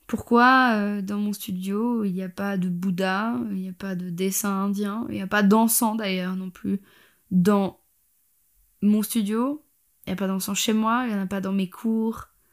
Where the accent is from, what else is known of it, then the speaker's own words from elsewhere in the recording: Switzerland; je suis suisse